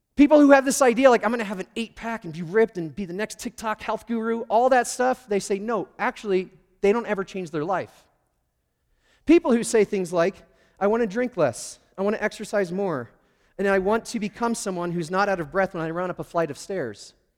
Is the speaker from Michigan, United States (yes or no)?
yes; Michigan, United States; also born or lived in Schroon Lake, New York; we moved from New York to Michigan